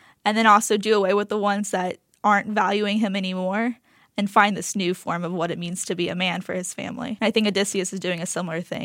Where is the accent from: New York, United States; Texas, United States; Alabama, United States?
Alabama, United States; Tuscaloosa; I'm from Tuscaloosa, Alabama